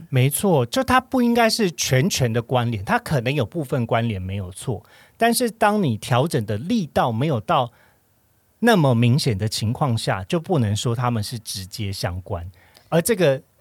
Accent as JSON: {"language": "Chinese", "region": "Kaohsiung", "country": "Taiwan", "moved": "yes", "said": "我是身为高雄人"}